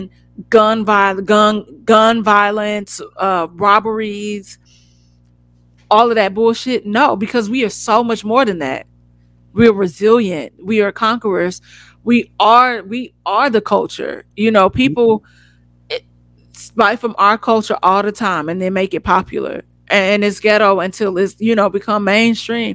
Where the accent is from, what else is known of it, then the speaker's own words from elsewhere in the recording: United States; moved away as an adult; now in Los Angeles, United States; we grew up on the West Side